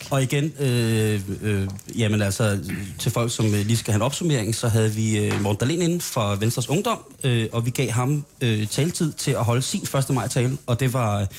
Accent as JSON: {"language": "Danish", "town": "Randers", "region": "Central Denmark Region", "country": "Denmark", "said": "Jeg er fra Randers."}